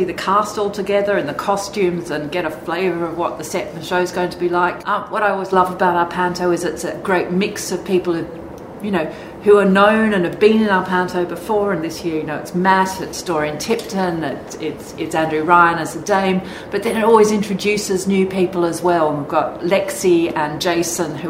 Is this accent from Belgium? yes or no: no; Sydney, New South Wales, Australia; now in Birmingham, United Kingdom; when a job came back up in my hometown of Sydney, I went for it.